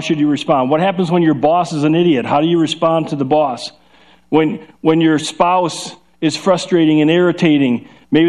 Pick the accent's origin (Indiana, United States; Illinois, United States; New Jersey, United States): Illinois, United States; Chicago; accent: Chicago; now in Ohio, United States; We're from Chicago, so we have a Chicago accent, and when I get really going, then I start start breaking out, I start talking like this.